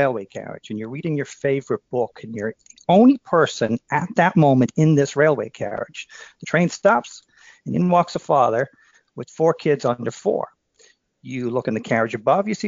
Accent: Dublin, Leinster, Ireland; moved away as an adult; also born or lived in Philadelphia, United States; now in Western Massachusetts, United States; I'm from Dublin, and I worked for three summers down Wildwood, New Jersey

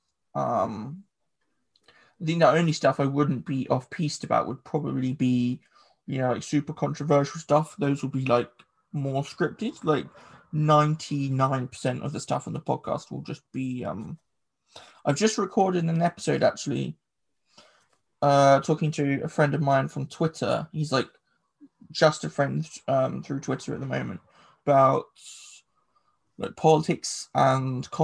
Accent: England, United Kingdom; first language English; English people is that we speak English

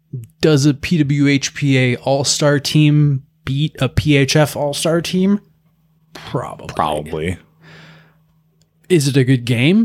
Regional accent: United States; I'm American.

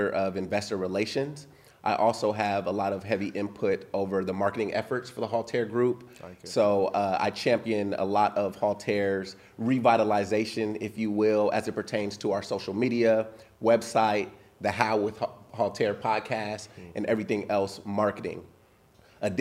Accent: Los Angeles, California, United States; originally from Los Angeles, California

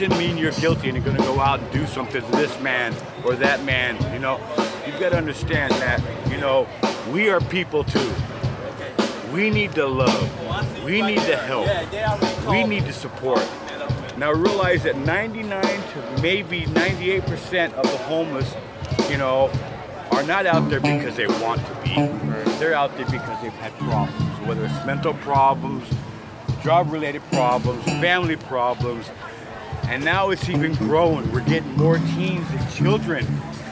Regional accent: San Diego, California, United States; I'm actually from San Diego

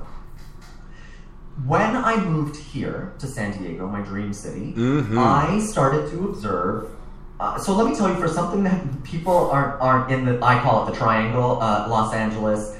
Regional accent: Toronto, Ontario, Canada; I'm originally from Toronto

